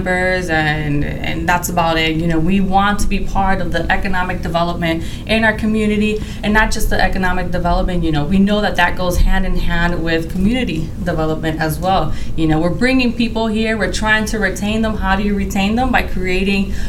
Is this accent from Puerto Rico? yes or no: yes; Puerto Rico; moved away as an adult; now in St. Louis, United States; I'm from Puerto Rico.